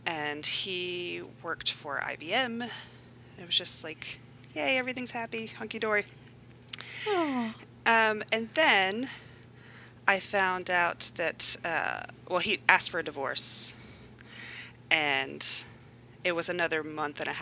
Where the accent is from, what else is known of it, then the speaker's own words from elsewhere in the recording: Far West Texas, United States; I grew up in Far West Texas.